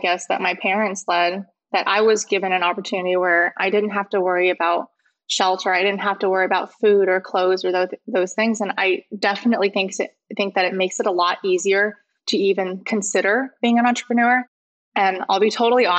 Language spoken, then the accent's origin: English; Overland Park, Kansas, United States; moved away; I grew up on the Kansas side, Kansas City in the suburbs